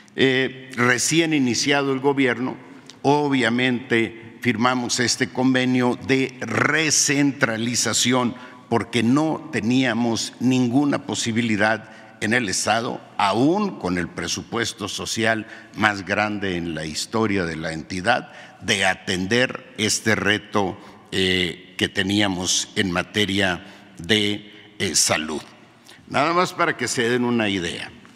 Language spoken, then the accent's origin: Spanish; Sierra de Sonora, Mexico; mi pueblo en la Sierra de Sonora